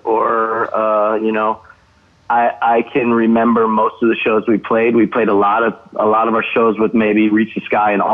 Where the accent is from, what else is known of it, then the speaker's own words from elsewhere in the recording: Buffalo, New York, United States; moved away as an adult; now in Los Angeles, United States; I'm from Buffalo originally